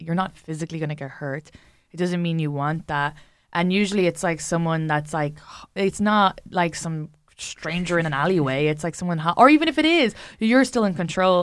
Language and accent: English; Ireland; I'm an Irish woman